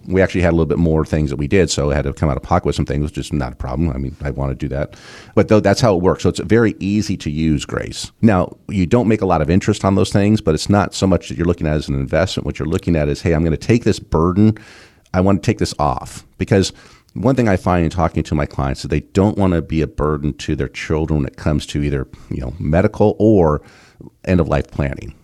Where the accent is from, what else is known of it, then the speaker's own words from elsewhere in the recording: Southern California, United States; when I was a kid, growing up in Southern California